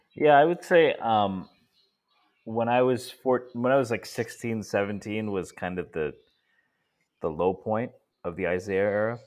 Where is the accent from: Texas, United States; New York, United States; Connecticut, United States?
Connecticut, United States; Stamford; also born or lived in India; I was born in the United States, but I moved back to India for a couple of years. When I came back, we come, we lived in Connecticut